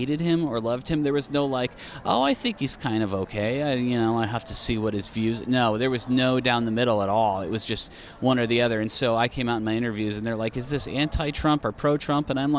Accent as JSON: {"language": "English", "region": "Iowa", "country": "United States", "said": "I'm from Iowa"}